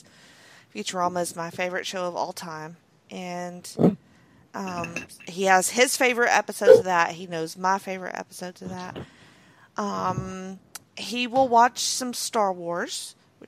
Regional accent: Alabama, United States; I'm from Alabama

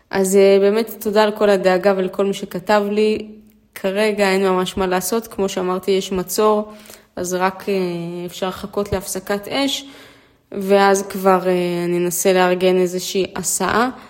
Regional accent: Israel; born there; ההורים שלי מאוקראינה, אימא ואבא שלי, אה, אני נולדתי פה בארץ.

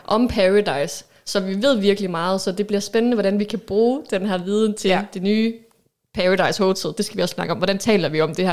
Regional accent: Aalborg, North Denmark Region, Denmark; Jeg er 30 år, født og opvokset her i Aalborg

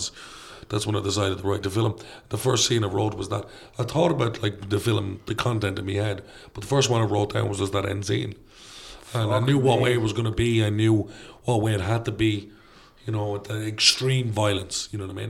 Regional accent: Ireland; being Irish

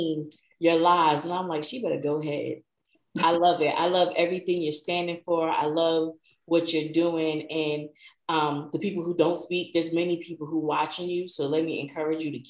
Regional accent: New Jersey, United States; now in Savannah, United States; I'm originally from New Jersey

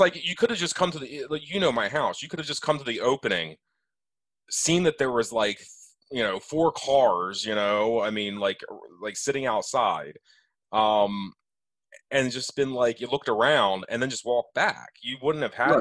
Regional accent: Elkton, United States; I grew up in Elkton.

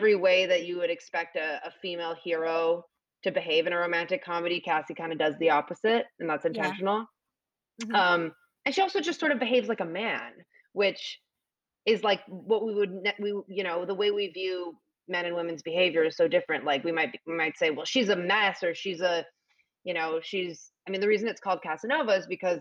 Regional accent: Canada; accent: Canadian; moved away; I'm Canadian

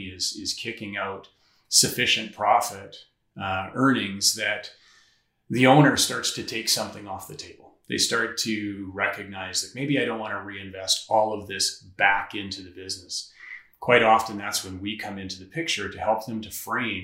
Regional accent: northeastern Saskatchewan, Canada; now in Saskatoon, Canada; I grew up in northeastern Saskatchewan in a small town

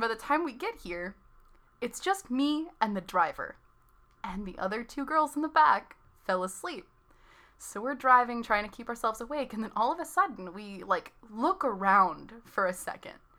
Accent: north of Chicago, Illinois, United States; moved away as an adult; now in California, United States; I was born a little bit north of Chicago and drove all around the state of Illinois

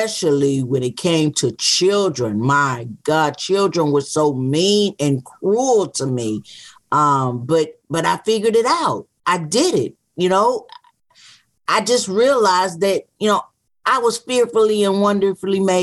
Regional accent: Wilson, North Carolina, United States; also born or lived in Durham, North Carolina; I was born in Wilson, North Carolina, but at 11 and a half months old, I was taken to a hospital in Durham, North Carolina

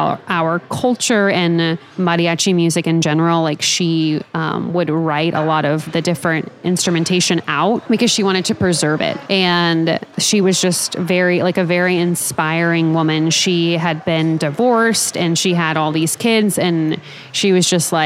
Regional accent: Topeka, Kansas, United States; I'm from Topeka. We'd go to like the same Mexican restaurant like at least three times a week growing up

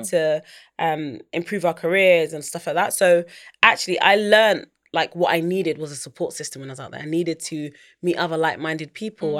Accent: London, United Kingdom; also born or lived in United States; I grew up in East London.

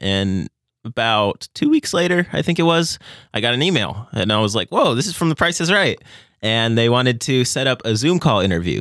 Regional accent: Las Vegas, Nevada, United States; moved away as an adult; now in Owensboro, United States; I am originally from Las Vegas, Nevada, and coming to Owensboro, Kentucky was the first place I've ever lived that wasn't Las Vegas, Nevada

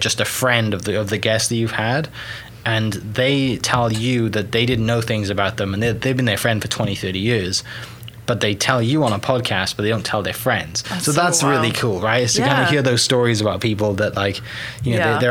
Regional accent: Welsh, Wales, United Kingdom; now in Oklahoma, United States; I'm a Welsh guy that hosts a podcast about Oklahoma

